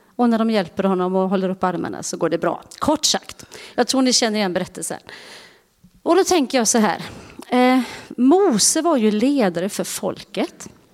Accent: Uddevalla, Västra Götaland, Sweden; moved away; jag är ju från Uddevalla och eh, är ju uppvuxen i Bäve församling

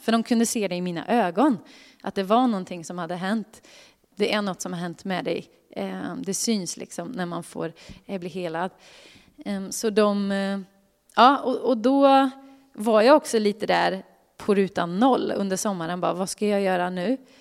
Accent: Karlstad, Värmland, Sweden; moved away; Jag kommer från Karlstad från början

